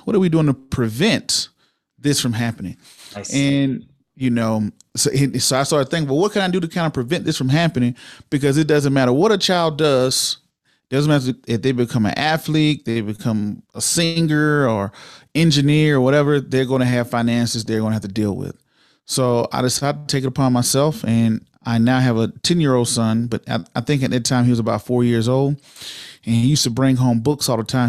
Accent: Waynesboro, Georgia, United States; also born or lived in Augusta, Georgia; now in Denver, United States; I was born in Augusta, Georgia, raised in a little small town of Waynesboro, Georgia, right outside of Augusta

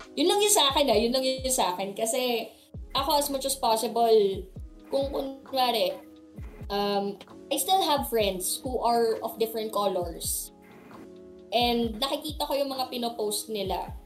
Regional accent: Ilocos Region, Philippines; growing up na politically affiliated kasi kami and taga Ilocos kami

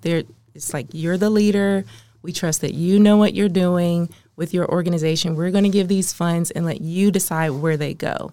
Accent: Maryland, United States; moved away as an adult; now in Oklahoma City, United States; I'm from the East Coast, the, the D M V. I was raised in Maryland

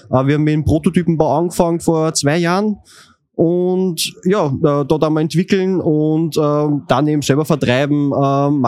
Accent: Linz, Upper Austria, Austria; Grüß euch … ähm, und ich komme aus Linz.

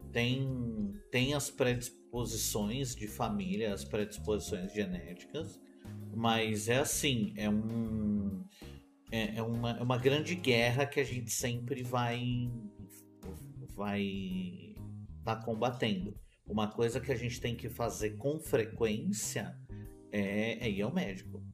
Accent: São Paulo, Brazil; eu sou de São Paulo

